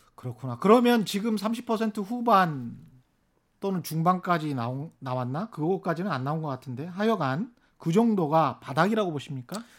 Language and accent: Korean; Honam, South Korea; moved away; 저는 뭐 30년 전에 떠나왔지만 제가 고향이 그쪽인 입장에서는